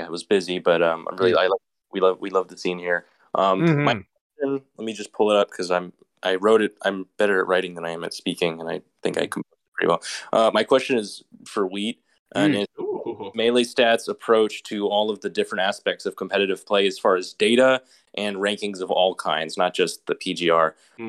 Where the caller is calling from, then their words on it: Southern California, United States; I'm calling in from Southern California.